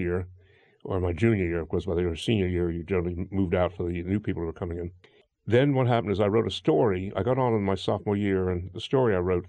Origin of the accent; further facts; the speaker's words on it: New York City, New York, United States; I grew up in Brooklyn